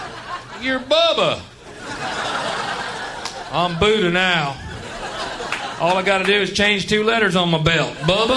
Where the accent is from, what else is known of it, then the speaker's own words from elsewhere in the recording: Texas, United States; I'm from Texas